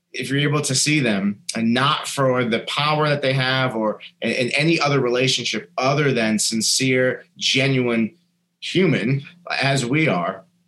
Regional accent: New Hampshire, United States; a kid growing up in New Hampshire

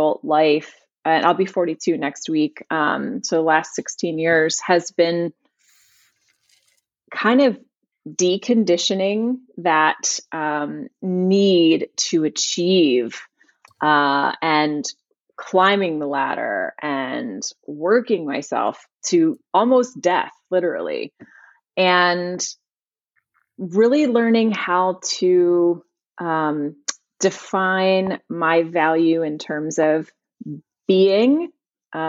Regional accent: Richmond, Virginia, United States; My hometown is Richmond, Virginia

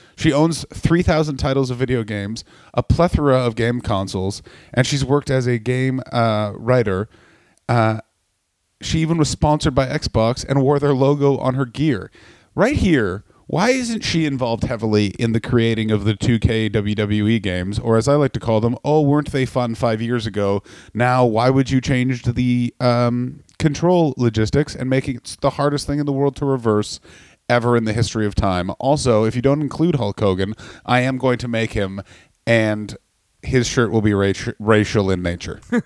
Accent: Canada; I'm from Canada

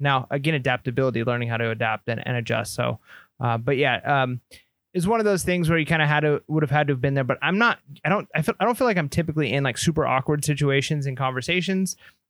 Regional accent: California, United States; now in Texas, United States; I'm a Californian moving to Texas.

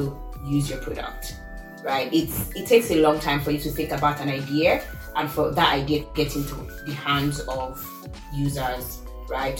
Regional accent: Lagos, Nigeria; now in Seattle, United States; I am originally from Lagos, Nigeria, but right now I claim I'm from Seattle.

